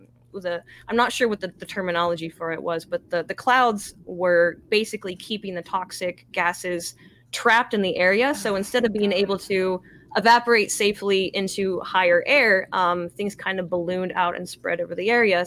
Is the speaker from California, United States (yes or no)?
no; near East Palestine, Ohio, United States; we've lived here our entire lives. And, you know, even though I'm not from East Palestine, that's just the town up the street